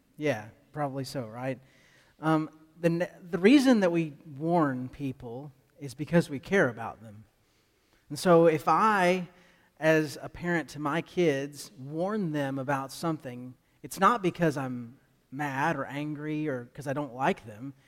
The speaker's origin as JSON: {"language": "English", "country": "United States", "said": "as American Christians"}